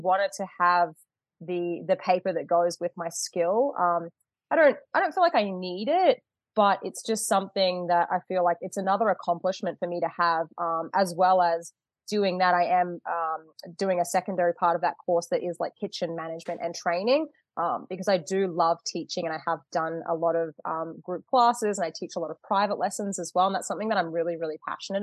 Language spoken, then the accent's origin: English; Australia; moved away as an adult; now in Michigan, United States; Living back in Australia, obviously you can tell I'm Australian.